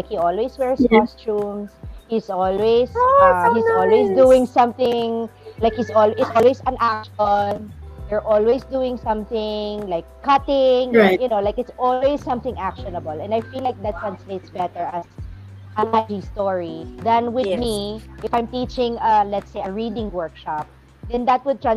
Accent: Philippines; English is a second language; I am Filipino

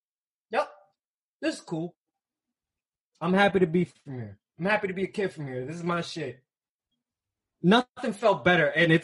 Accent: New York City, New York, United States; This is where I'm from. I'm from Harlem.

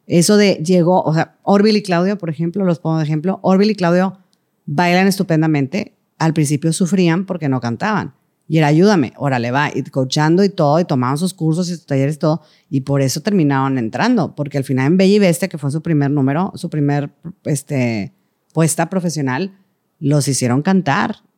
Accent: Venezuela; porque yo nunca puedo ir porque soy de Venezuela y me cuesta el boleto

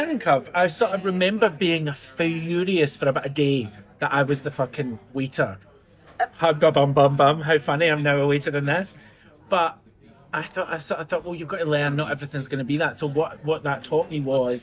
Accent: Glasgow, Scotland, United Kingdom; I grew up in Castlemilk in the south side of Glasgow, which is not the posh part.

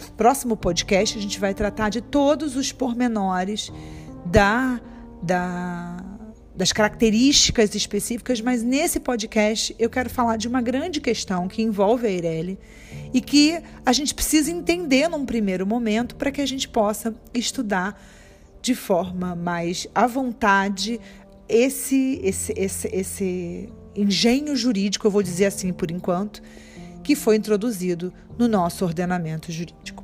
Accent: Rio de Janeiro, Brazil; accent: carioca; nós cariocas

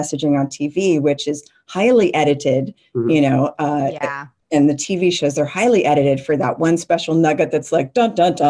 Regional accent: Las Vegas, Nevada, United States; growing up in Vegas, I was always going to the library

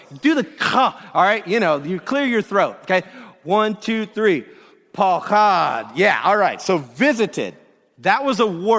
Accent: Georgia, United States; So that's why we named our son Jude, because we come from Georgia. And so praise from the south.

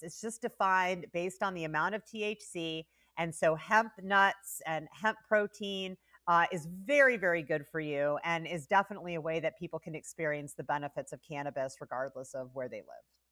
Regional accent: Carmel, Indiana, United States; moved away; I grew up in Indiana

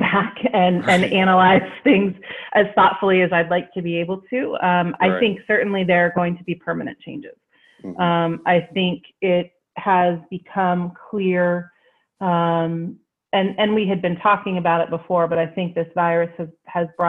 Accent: Wheeling, West Virginia, United States; I'm from Wheeling, West Virginia. Yeah, born and raised

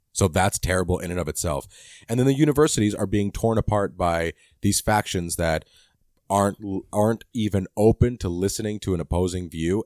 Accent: Canada; I'm Canadian.

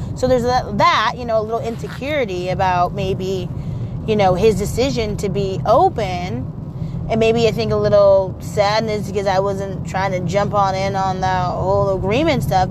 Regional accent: Portland, Oregon, United States; I'm also from Portland

